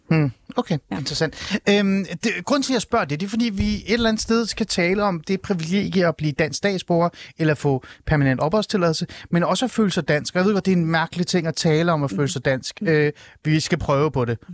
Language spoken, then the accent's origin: Danish; Hornbæk, Capital Region of Denmark, Denmark; Jeg er faktisk fra en lille by i Nordsjælland. Jeg er fra Hornbæk